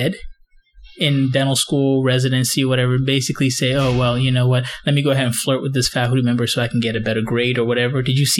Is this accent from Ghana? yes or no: yes; Ghana; Because I'm from Ghana, okay? Not Nigeria.